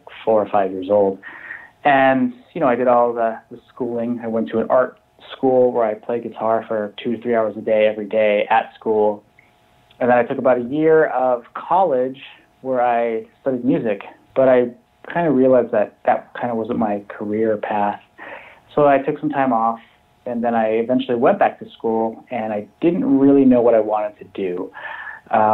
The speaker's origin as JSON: {"language": "English", "town": "Billings", "region": "Montana", "country": "United States", "tie": "born or raised there", "moved": "as an adult", "lives_now": "Chicago, United States", "said": "I'm from Montana, but I currently live in Chicago"}